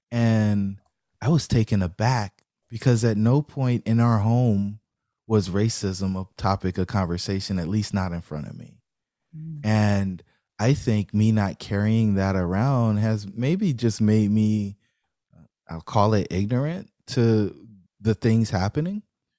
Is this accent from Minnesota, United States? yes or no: no; Fayetteville, North Carolina, United States; Fayetteville, North Carolina.